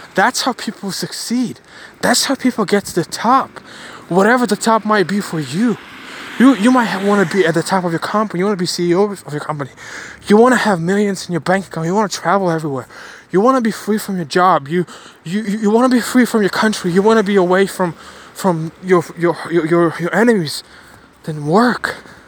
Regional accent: Ukraine; moved away; also born or lived in Bulgaria; I was born in Ukraine. My family moved to Bulgaria. We did because of the war

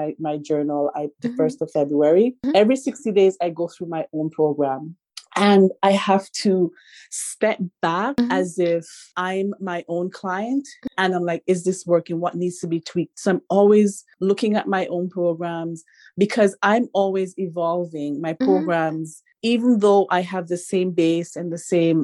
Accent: Jamaica; now in Canada; I'm from Jamaica

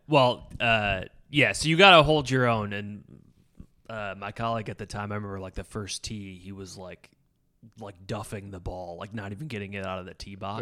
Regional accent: Endicott, New York, United States; my hometown, like, Endicott, Bin, Binghamton area, but I'm, like, the suburbs of Binghamton

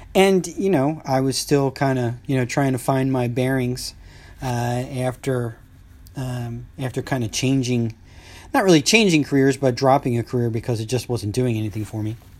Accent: East Coast, United States; growing up on the East Coast

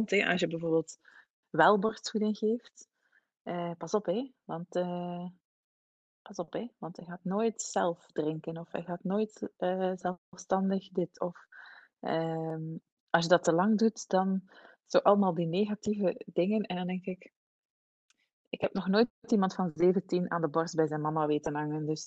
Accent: Switzerland; born there; Zij heeft met mij en mijn broer, wij zijn in Zwitserland geboren.

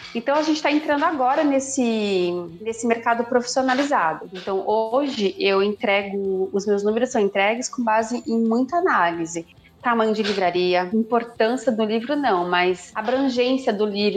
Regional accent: Brazil; accent: caipira; eu sou caipira

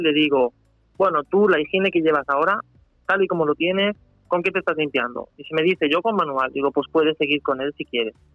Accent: Spain; also born or lived in Germany; yo nací allí, pero vine aquí con casi cuatro años. Mi padre es español y yo tengo nacionalidad española. Y entonces yo me considero español

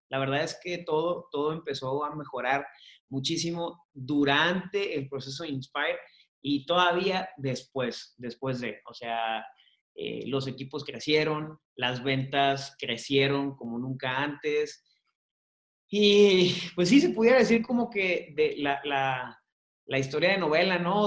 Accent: Hermosillo, Sonora, Mexico; yo soy de Hermosillo

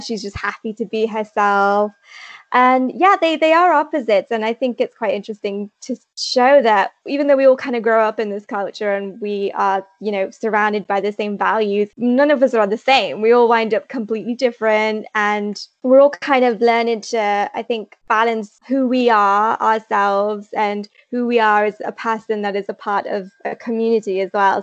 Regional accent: Leicester, East Midlands, United Kingdom; I'm from Leicester in the UK.

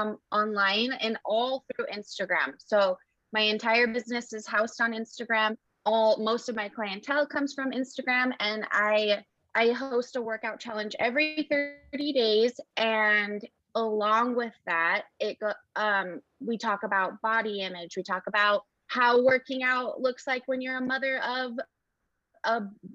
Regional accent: Kearns, Utah, United States; moved away as an adult; now in Idaho, United States; I'm actually from Kearns, Utah.

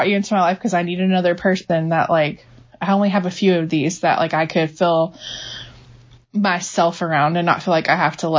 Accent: Jacksonville, Florida, United States; moved away as an adult; now in Mount Juliet, United States; I grew up in Florida in Jacksonville and lived there pretty much my whole life. I didn't move to Tennessee till I was 26.

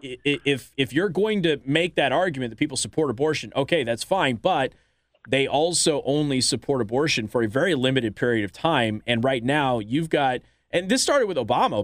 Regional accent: Las Vegas, Nevada, United States; moved away; my old hometown of Las Vegas

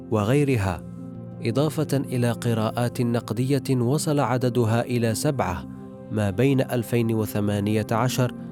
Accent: Algeria; لكن ما احاول القيام به كجزائريه وكامراه هو العمل على الارشيف الفرنسي وقلبه ضد فرنسا نفسها

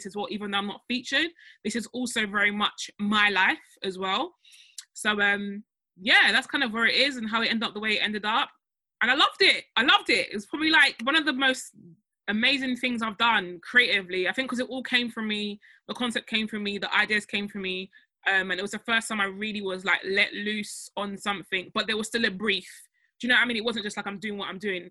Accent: Nigeria; now in United Kingdom; I'm Nigerian

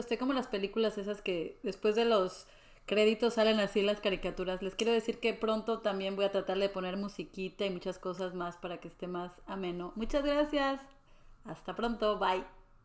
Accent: Mexico City, Mexico; moved away as an adult; also born or lived in Mérida; now in Dallas, United States; Yo soy de la Ciudad de México, una ciudad hermosa.

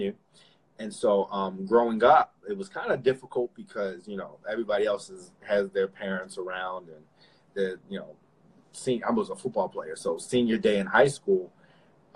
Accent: Philadelphia, Pennsylvania, United States; me and my brothers, we grew up in Philadelphia, born in Philadelphia

